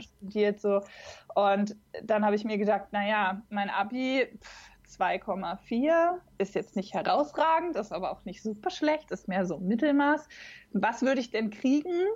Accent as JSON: {"language": "German", "town": "Braunschweig", "region": "Lower Saxony", "country": "Germany", "tie": "born or raised there", "said": "nah an meiner Heimatstadt dran. Ich komme aus Braunschweig ursprünglich."}